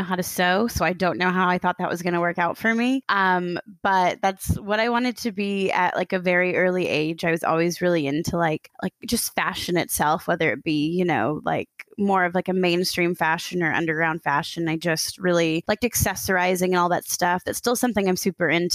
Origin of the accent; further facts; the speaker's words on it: Aiken, South Carolina, United States; moved away as an adult; now in Chattanooga, United States; I am originally from this tiny little town. It's like a little stop on the interstate. It's called Aiken, South Carolina